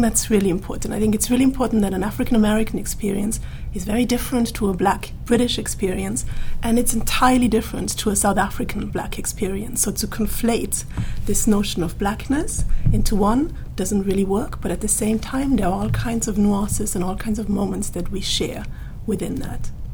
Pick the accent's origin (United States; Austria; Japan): Austria; moved away as an adult; now in United Kingdom; I grew up in the Austrian mountains, literally.